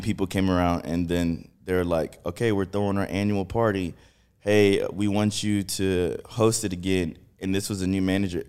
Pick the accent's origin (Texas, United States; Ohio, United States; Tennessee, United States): Texas, United States; Houston; I'm from Texas. I'm actually from Texas